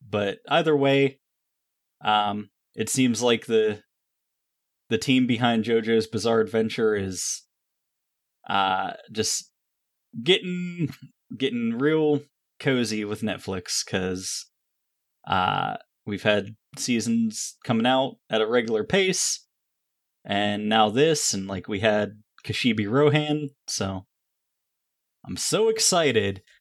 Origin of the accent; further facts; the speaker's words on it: Rust Belt, United States; these are my people," because I'm from the Rust Belt